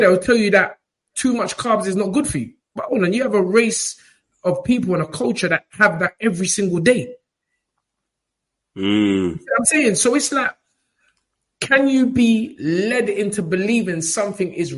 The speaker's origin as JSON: {"language": "English", "country": "Ghana", "said": "I'm Ghanaian."}